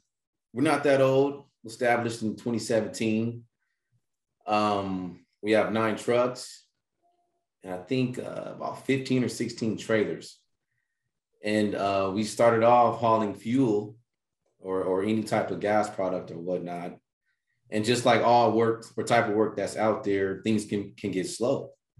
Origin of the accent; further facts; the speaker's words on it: Bakersfield, California, United States; Okay. From Bakersfield, California.